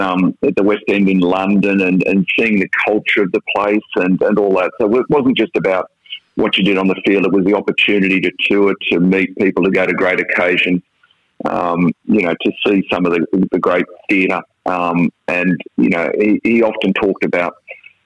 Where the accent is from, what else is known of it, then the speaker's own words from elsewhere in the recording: Sydney, New South Wales, Australia; growing up in the Shire, before I went to Newington, I swam twice a day